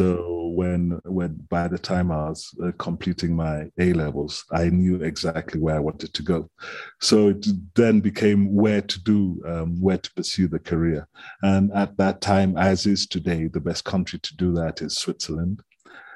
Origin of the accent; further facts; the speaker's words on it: Kenya; I am a Kenyan, thoroughbred